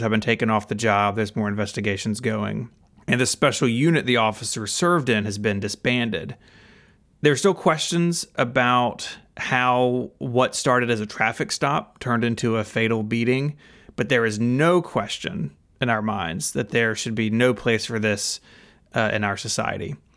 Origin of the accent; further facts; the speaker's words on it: Memphis, Tennessee, United States; I'm from Memphis, uh, still live in Memphis. I've lived here my whole life